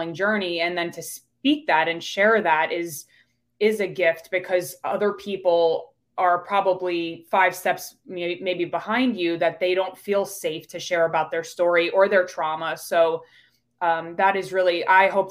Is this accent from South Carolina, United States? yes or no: no; New York, United States; accent: New York; now in Pittsburgh, United States; I'm originally from New York. So you'll hear that accent come out when I say coffee